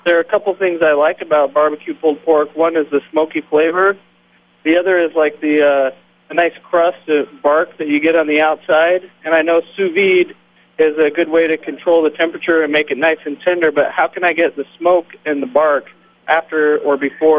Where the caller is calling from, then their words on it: San Diego, California, United States; I'm from San Diego.